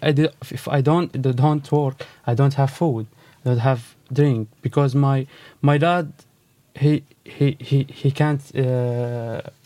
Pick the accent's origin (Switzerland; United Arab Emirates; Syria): Syria; English is a second language; moved away as an adult; also born or lived in Lebanon; now in Cork, Ireland; I'm from Syria.